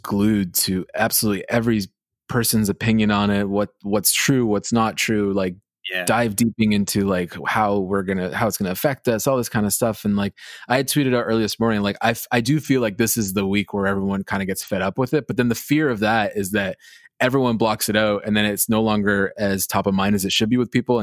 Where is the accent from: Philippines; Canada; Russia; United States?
Canada; New York as a Canadian, like New York was always America for us too